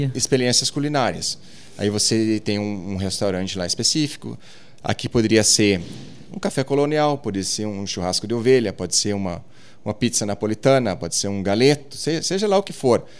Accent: Arroio do Tigre, Rio Grande do Sul, Brazil; moved away; eu venho lá do Arroio do Tigre, Sobradinho

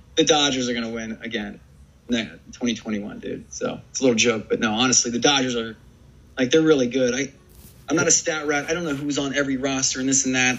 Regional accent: Ohio, United States; I grew up in Ohio, going to Cincinnati Reds games

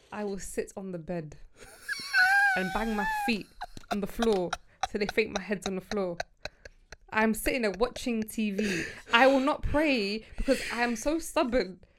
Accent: United Kingdom; born or raised there; also born or lived in Sudan / Egypt

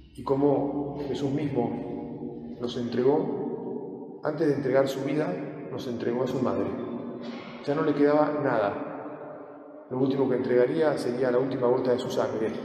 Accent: Argentina; nosotros argentinos

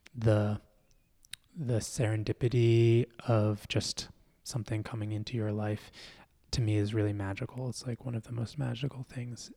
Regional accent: Philadelphia, Pennsylvania, United States; I grew up in Philly

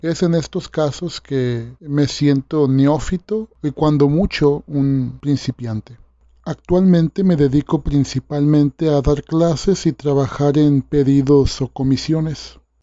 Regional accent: Sinaloa, Mexico; yo soy artista plástico sinaloense

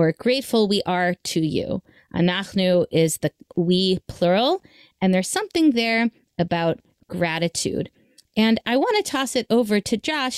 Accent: Memphis, Tennessee, United States; We grew up in Memphis, Tennessee

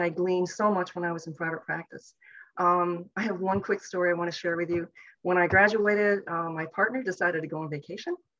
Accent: outside of Toronto, Ontario, Canada; moved away as an adult; also born or lived in Llanelli, Wales / Guelph, Ontario; now in United States; I was actually born in Llanelli, Wales, but my parents came over to Canada when I was about 2 years old. So sadly, I don't have a nice Welsh accent, which I wish I had. But I grew up outside of Toronto, Ontario

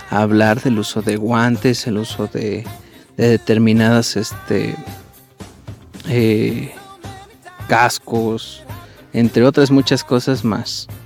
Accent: Mexico; de, hecho nosotros como mexicanos pues nos llena de orgullo

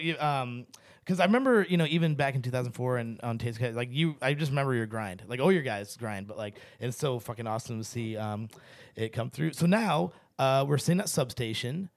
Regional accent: St. Louis, Missouri, United States; growing up in Saint Louis, Missouri, there's not a ton of brown folk.

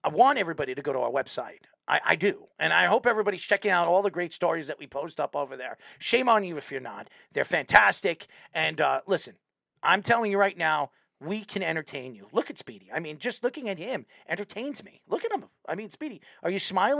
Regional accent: Patchogue, New York, United States; I'm from Patchogue.

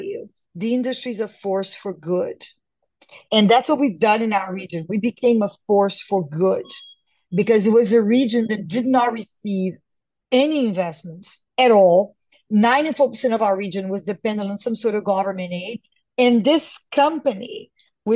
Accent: Brazil; born or raised there

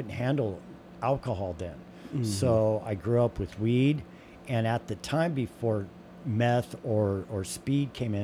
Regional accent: Southern California, United States; especially in the 80s growing up in Southern California

